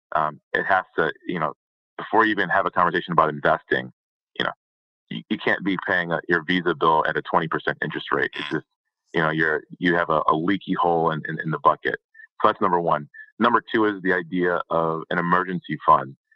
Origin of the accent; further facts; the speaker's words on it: Detroit, Michigan, United States; I'm from the Detroit area, so not not a lot of oil and gas around there